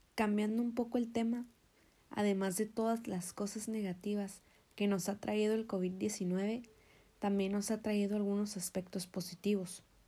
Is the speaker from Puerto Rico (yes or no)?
no; Mexico; En mi país, México